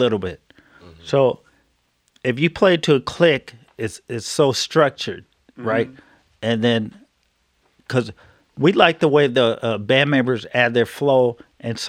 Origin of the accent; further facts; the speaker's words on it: Oakland, California, United States; we're from Oakland